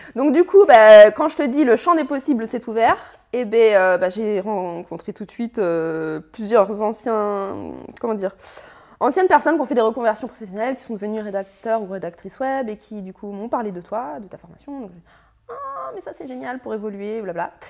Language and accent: French; Annecy, Auvergne-Rhône-Alpes, France; 33 ans, je viens d'Annecy.